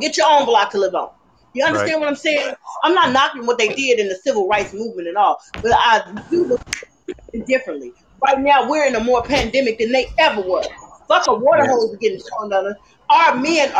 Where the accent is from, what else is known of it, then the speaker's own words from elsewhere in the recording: Chicago, Illinois, United States; moved away; also born or lived in California; I was born and raised in the south side of Chi-Town